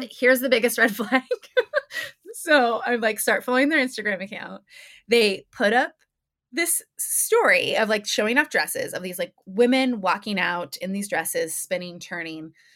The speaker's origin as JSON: {"language": "English", "region": "New Mexico", "country": "United States", "said": "I'm from New Mexico"}